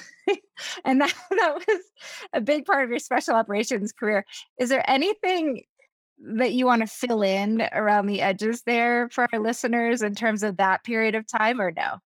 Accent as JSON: {"language": "English", "region": "Vermont", "country": "United States", "said": "I'm a hippie from Vermont"}